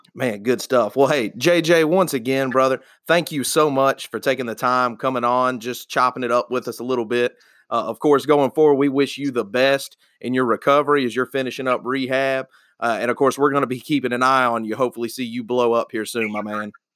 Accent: Athens, Georgia, United States; growing up in Athens

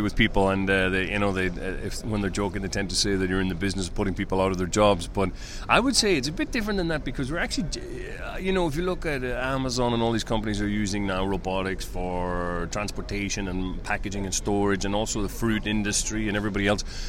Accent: Ireland; moved away as an adult; also born or lived in Hungary / China; I'm originally from Ireland

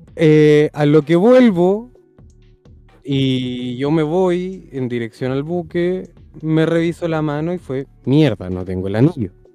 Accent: Santiago, Santiago Metropolitan Region, Chile; also born or lived in Viña del Mar; volver a, a mi ciudad natal con mi familia

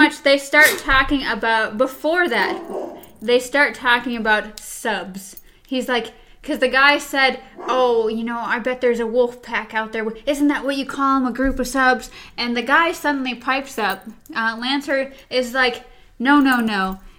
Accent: Frankfurt, Hesse, Germany; born there; I was born in Frankfurt, Germany.

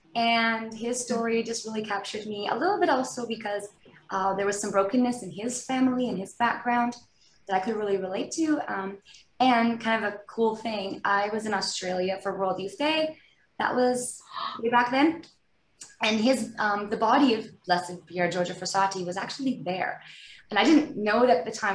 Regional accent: outside Vancouver, British Columbia, Canada; I grew up in British Columbia, kind of just outside of Vancouver

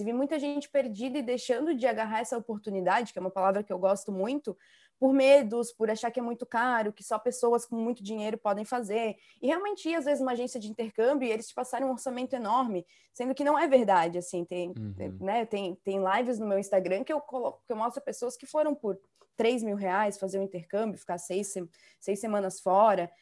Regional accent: Balneário Camboriú, Santa Catarina, Brazil; Eu sou do sul, eu moro em Balneário Camboriú agora, no ah, momento

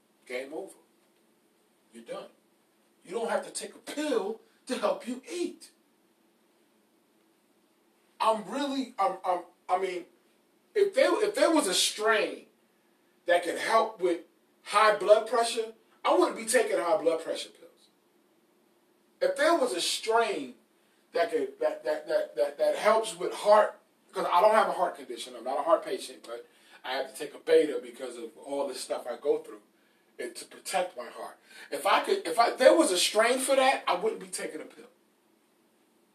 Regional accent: New York, United States; I'm a New Yorker, man. I talk different

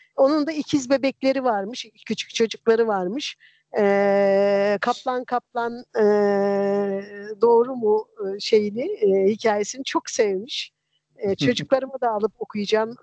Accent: a central village of Erzincan, Turkey; now in İzmir, Turkey; çocukluğumun e, yılbaşıları Erzincan'ın mer- bir merkez köyünde e, 60'lı yılların sonunda 70'li yılların başında

